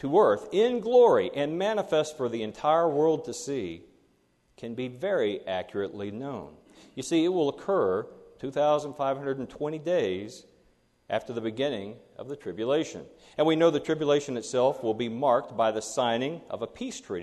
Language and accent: English; Kentucky, United States; my home state of Kentucky